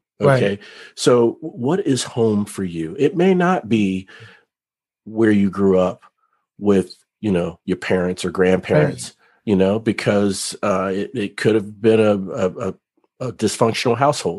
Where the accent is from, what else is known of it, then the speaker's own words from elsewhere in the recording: Cincinnati, Ohio, United States; also born or lived in other places; But for a long time, I struggled with having a true sense of home, even as a child, growing up in Cincinnati and other places. You see, both my parents were in the military, so I was a military brat. We moved around a lot.